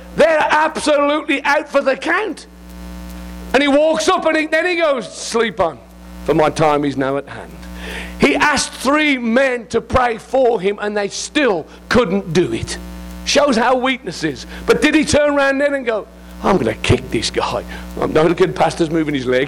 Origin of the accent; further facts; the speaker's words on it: England, United Kingdom; I'm English